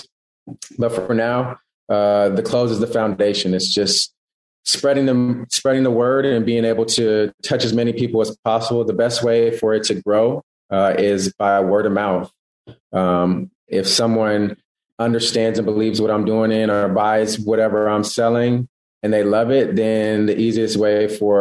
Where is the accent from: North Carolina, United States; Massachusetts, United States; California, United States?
California, United States; East Palo Alto; moved away as an adult; also born or lived in Texas; my hometown, which is East Palo Alto Menlo Park